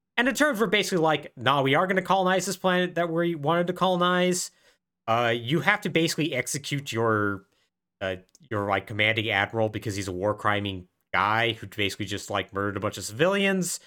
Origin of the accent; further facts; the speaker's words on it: Southwest, United States; I grew up in the Southwest